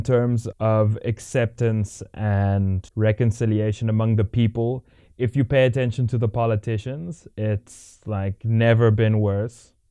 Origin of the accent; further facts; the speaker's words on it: South Africa; as a South African